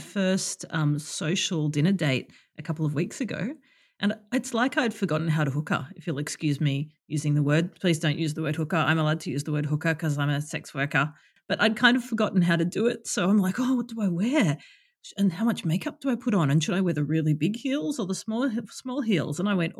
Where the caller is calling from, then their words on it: Melbourne, Victoria, Australia; I'm in Melbourne and it is 8 o'clock in the morning on a Saturday.